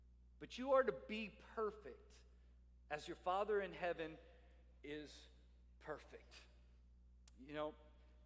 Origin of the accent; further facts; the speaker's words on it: New Orleans and Baton Rouge area, South Louisiana, United States; now in Salisbury, Maryland, United States; I'm a South Louisiana Cajun. I'm from the New Orleans and Baton Rouge area